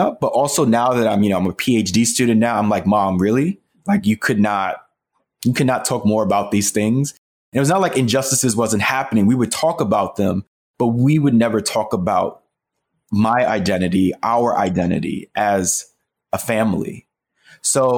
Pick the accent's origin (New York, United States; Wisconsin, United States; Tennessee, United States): New York, United States; New York City; this is my neighborhood, Spanish Harlem